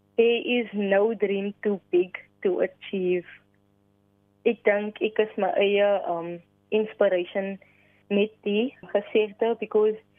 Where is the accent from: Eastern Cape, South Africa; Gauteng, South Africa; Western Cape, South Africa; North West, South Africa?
Western Cape, South Africa; Kraaifontein; Ek is van Kraaifontein, woon en reis in Kraaifontein en ek woon tans nog steeds hier.